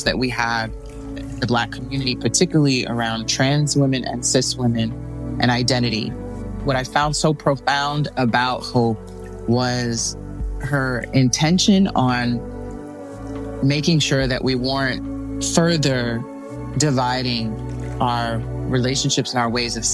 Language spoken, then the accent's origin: English; New York, United States; moved away; also born or lived in Miami; growing up in New York